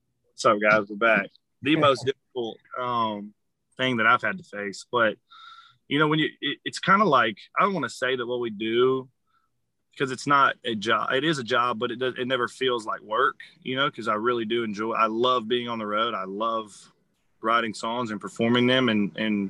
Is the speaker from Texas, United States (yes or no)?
yes; Conroe, Texas, United States; also born or lived in Austin / Nashville; I grew up in Conroe